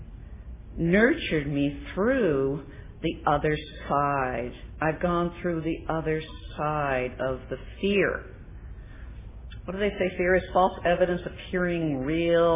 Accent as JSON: {"language": "English", "town": "Coronado", "region": "California", "country": "United States", "tie": "born or raised there", "moved": "yes", "said": "I was raised in Coronado, but this time I was living back in Coronado"}